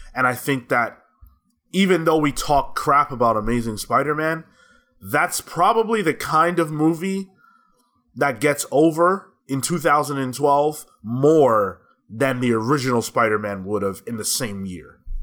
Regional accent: New York, United States; I'm a New Yorker

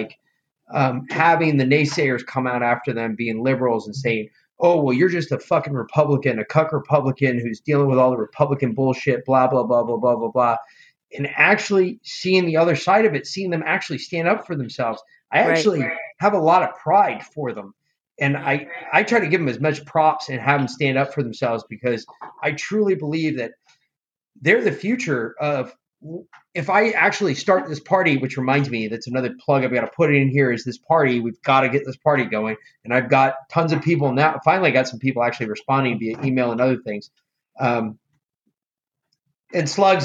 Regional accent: New York, United States; I'm from New York

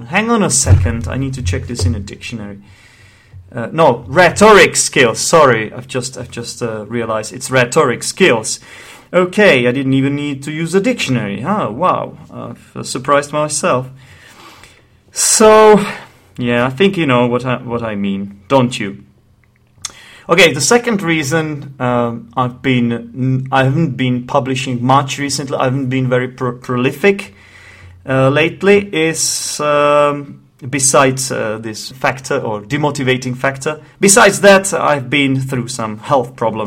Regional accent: Czechia; accent: Czech; English is a second language; the Czech Republic, which is the country I am from. Yes, that's right, I'm Czech, in case you haven't noticed my accent.

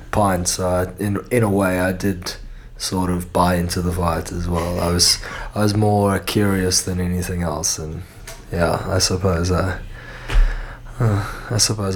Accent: Cape Town, Western Cape, South Africa; accent: Cape Town; moved away as an adult; also born or lived in Los Angeles, United States; now in Perth, Australia; I was in Cape Town, South Africa, where I then spent the next my formative years I spent within Cape Town.

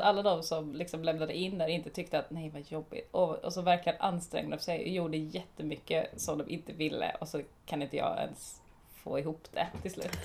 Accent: Småland, Sweden; eftersom att jag är från Småland och lite snål

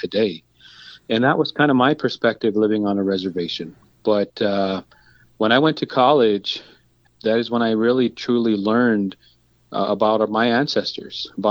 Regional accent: Crow Creek Sioux Tribe, South Dakota, United States; I come from the Crow Creek Sioux Tribe. We're known as the Hunkpati Dakota Nation

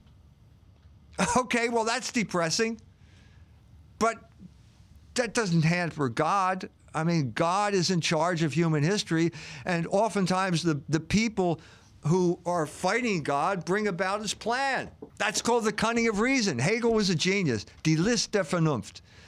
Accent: United States; as an American

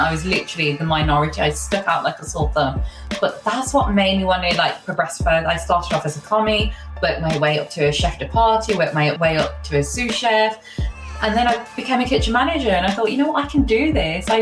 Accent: Wolverhampton, West Midlands, United Kingdom; I'm a Black Country girl, born and raised in Wolverhampton.

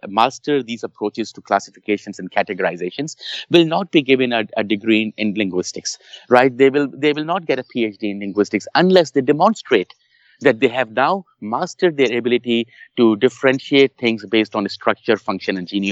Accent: Pakistan; English is a second language; moved away; You know, I was born in Pakistan. I lived parts of my life in Pakistan.

